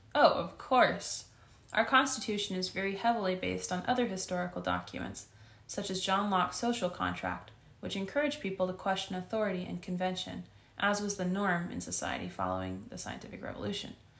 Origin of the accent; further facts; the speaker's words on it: United States; being Iranian American